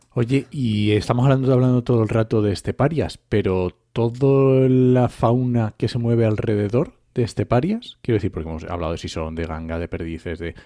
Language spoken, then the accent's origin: Spanish; Asturias, Spain; now in Castilla-La Mancha, Spain; yo ya estoy, adoptado en Castilla-La Mancha, ya conozco esto, ¿vale? Pero yo soy asturiano.